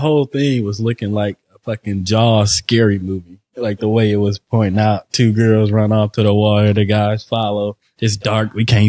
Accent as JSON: {"language": "English", "town": "Detroit", "region": "Michigan", "country": "United States", "said": "Mind you, I'm from Detroit, bro."}